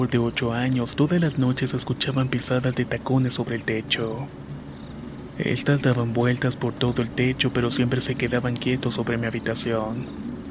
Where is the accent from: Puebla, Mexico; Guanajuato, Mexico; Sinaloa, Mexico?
Sinaloa, Mexico; Mazatlán; Soy originario de Mazatlán, Sinaloa y muy cerca de donde vivo hay una hacienda de la época de la Revolución